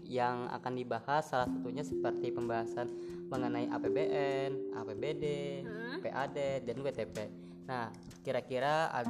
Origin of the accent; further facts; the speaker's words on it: Banjarmasin, South Kalimantan, Indonesia; kalau aku dari Banjarmasin.